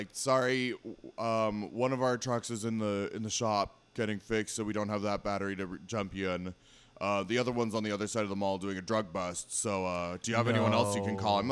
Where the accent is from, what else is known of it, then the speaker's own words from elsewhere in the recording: Lynnwood, Washington, United States; also born or lived in Missoula, Montana; I grew up in Linwood